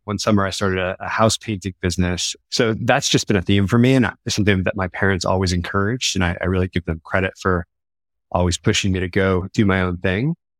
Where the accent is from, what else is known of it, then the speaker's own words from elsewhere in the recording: Lafayette, California, United States; also born or lived in Sacramento / Los Angeles; I grew up in a town called Lafayette, small town here in the East Bay